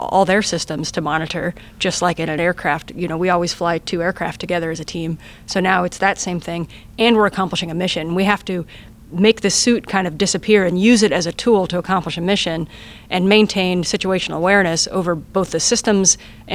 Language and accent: English; United States; first language English; my first language is English, and I'm from America